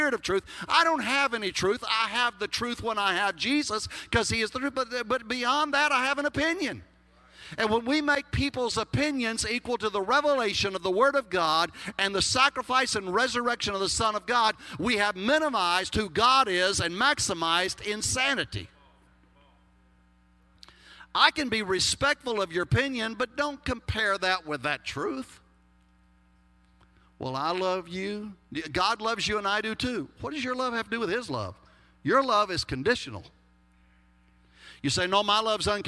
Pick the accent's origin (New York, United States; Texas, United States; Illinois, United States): Texas, United States; accent: Texas; my Texas accent